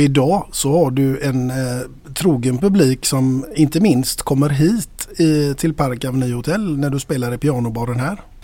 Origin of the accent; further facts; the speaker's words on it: Gothenburg, Västra Götaland, Sweden; både du och jag, vi kommer ifrån Västra Frölunda